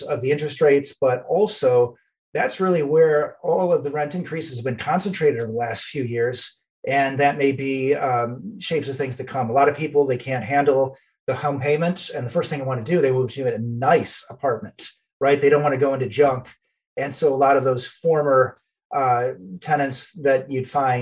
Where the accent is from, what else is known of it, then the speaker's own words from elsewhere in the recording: a little bit north of Detroit, Michigan, United States; I'm from the Midwest. I grew up in, and I'm still in Michigan, a little bit north of Detroit